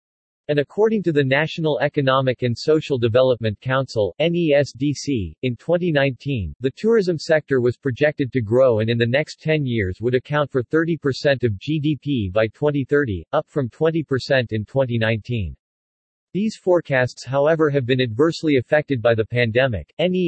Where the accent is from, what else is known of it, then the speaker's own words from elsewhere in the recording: Yorkshire and the Humber, United Kingdom; now in Thailand; I'm a Yorkshire lad